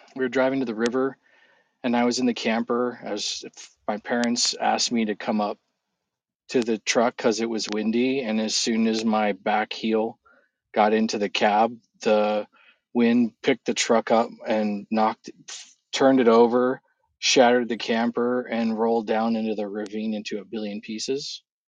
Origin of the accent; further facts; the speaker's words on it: California, United States; moved away as an adult; also born or lived in Prescott, Arizona; I grew up in California